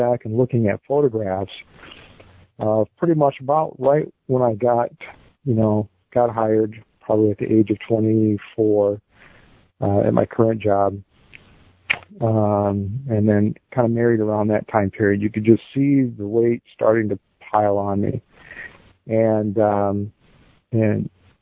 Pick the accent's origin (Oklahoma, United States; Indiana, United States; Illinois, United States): Illinois, United States; Dixon; I'm from Dixon, Illinois